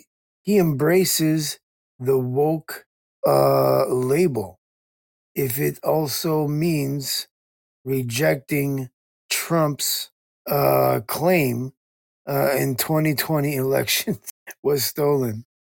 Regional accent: Calgary, Alberta, Canada; I'm from Calgary, Alberta, Canada. That's just me.

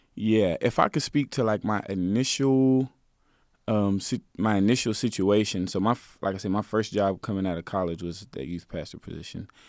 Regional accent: Garland, Texas, United States; I'm from Garland. I, I lived in that neighborhood.

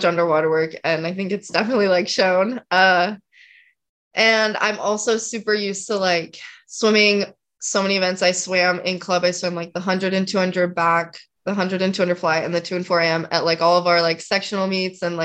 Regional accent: just outside of Salt Lake City, Utah, United States; I grew up like just outside of Salt Lake, like 20-ish minutes outside

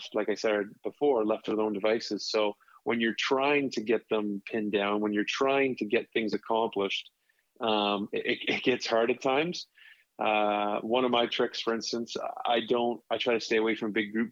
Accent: Toronto, Ontario, Canada; also born or lived in Texas / Syracuse; now in California, United States; where I grew up in Toronto

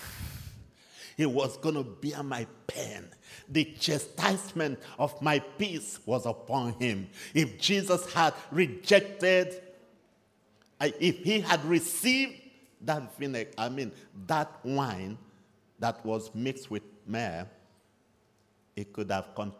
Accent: Nigeria; moved away; You know I'm from Nigeria, so. And by now you should be used to my accent.

